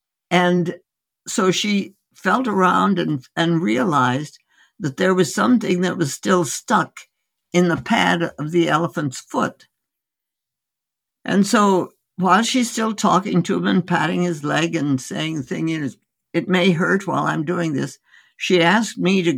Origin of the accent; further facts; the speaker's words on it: India; born there; And I was born in India. My parents were osteopathic medical physicians who went out as missionaries, medical missionaries, in 1914.